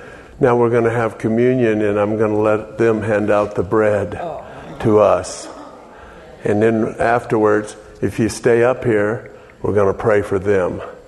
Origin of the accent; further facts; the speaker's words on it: Texas, United States; Being a Texan, that is.